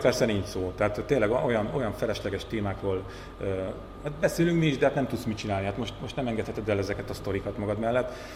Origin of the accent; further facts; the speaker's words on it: Borsod-Abaúj-Zemplén, Hungary; a leggazdagabb környékeken, ahonnan én is származom, Borsodabói, Zemplén megye, Nógrád, Kis Baranya